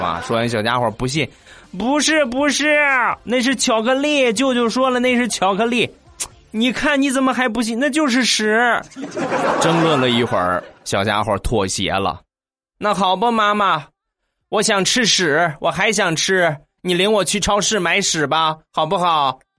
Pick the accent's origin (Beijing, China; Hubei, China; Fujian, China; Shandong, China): Shandong, China; Rizhao; 就是在咱们中国山东日照。 ，啊，也就是我的家乡